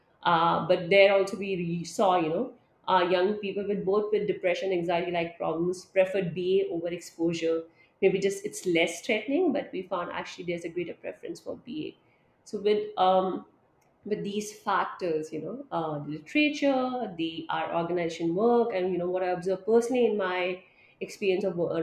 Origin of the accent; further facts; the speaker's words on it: India; I am from India